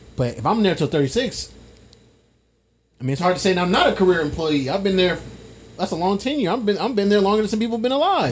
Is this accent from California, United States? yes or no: yes; Fresno, California, United States; now in Sacramento, United States; I'm from Fresno